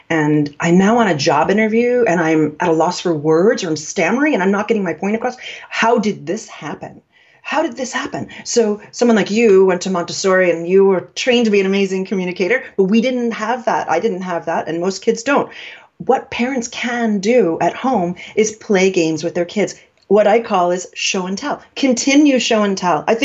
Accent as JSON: {"language": "English", "region": "New York", "country": "United States", "said": "I'm from New York. We had meat on a hook uh, in the meatpacking district in the old days."}